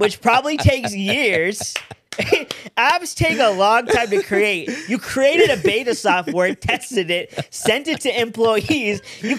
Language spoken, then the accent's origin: English; India; now in Los Angeles, United States; Okay, so I'm Indian, right?